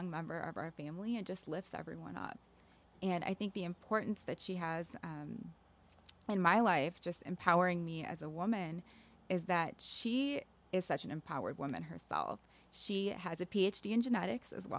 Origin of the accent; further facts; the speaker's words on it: Naperville, Illinois, United States; I grew up in the Naperville area